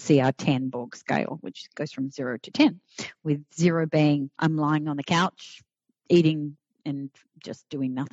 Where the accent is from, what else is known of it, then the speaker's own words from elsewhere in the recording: Australia; now in Florida, United States; I'm Australian. So I'm a past immigrant, naturalized now